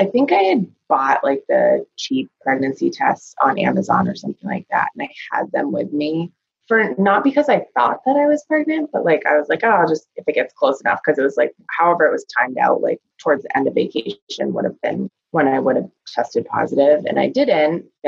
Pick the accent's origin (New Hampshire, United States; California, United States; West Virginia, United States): New Hampshire, United States; Rochester; I am from Rochester, New Hampshire. I live here with my husband and our two daughters.